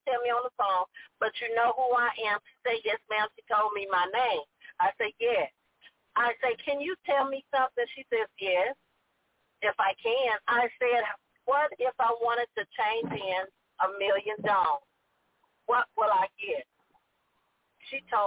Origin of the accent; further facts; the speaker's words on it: Texas, United States; Texas is my hometown